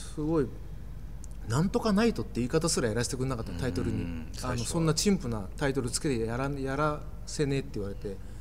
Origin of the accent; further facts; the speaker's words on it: Kochi, Japan; moved away as an adult; now in Tokyo, Japan; 高知から東京に来て